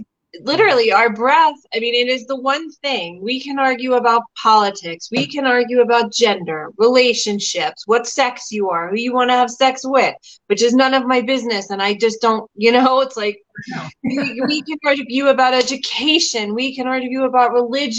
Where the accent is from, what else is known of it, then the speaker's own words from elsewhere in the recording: New York City, New York, United States; I was from the Bronx